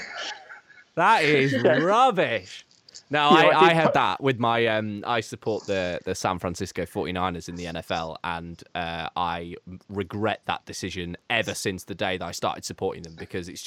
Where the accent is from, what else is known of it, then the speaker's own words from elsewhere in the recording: Shropshire, West Midlands, United Kingdom; I'm from Shropshire